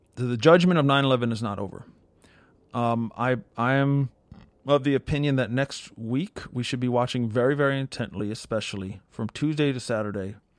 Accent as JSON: {"language": "English", "region": "New York area", "country": "United States", "tie": "born or raised there", "said": "I grew up in the New York area"}